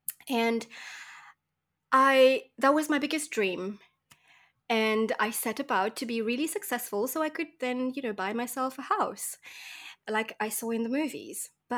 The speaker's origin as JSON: {"language": "English", "country": "Mauritius", "said": "in Mauritius, where I come from, I'm coming from Mauritius Island, which is in the tropics."}